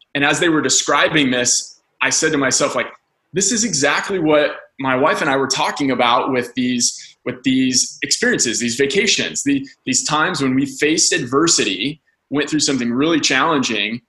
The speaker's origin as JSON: {"language": "English", "town": "Andrews", "region": "Indiana", "country": "United States", "tie": "born or raised there", "moved": "as an adult", "lives_now": "California, United States", "said": "I, am originally from a small town called Andrews, Indiana."}